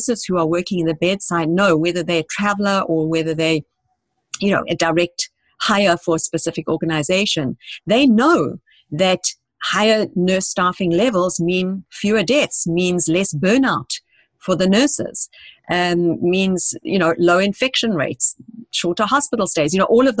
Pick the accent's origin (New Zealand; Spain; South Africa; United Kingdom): South Africa; moved away as an adult; now in United States; Because I came to this country 20 years ago. I'm originally from South Africa